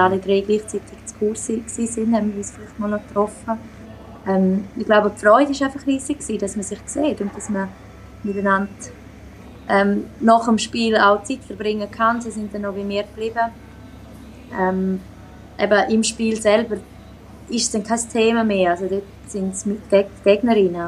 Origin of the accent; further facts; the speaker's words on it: Switzerland; now in Sweden; bei uns in der Schweiz